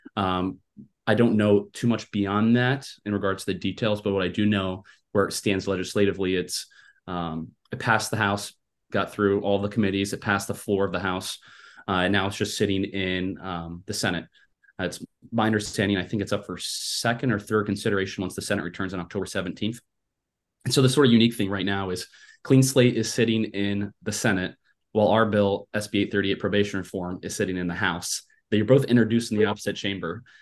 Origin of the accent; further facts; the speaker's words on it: Iowa, United States; I was born and raised in Iowa